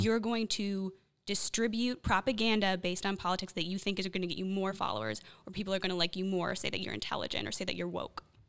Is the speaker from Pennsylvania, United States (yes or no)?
no; Chicago, Illinois, United States; moved away; I'm from Chicago